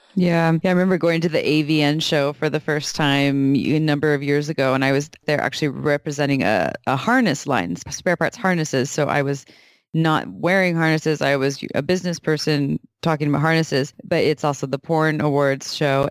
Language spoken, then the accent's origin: English; Santa Cruz, California, United States; born and raised in Santa Cruz, such as myself